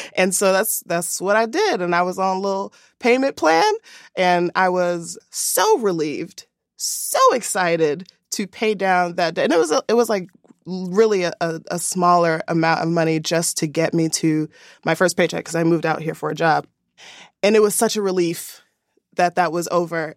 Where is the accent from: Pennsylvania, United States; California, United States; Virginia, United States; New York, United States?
Pennsylvania, United States; Philadelphia; moved away; I am originally from Philadelphia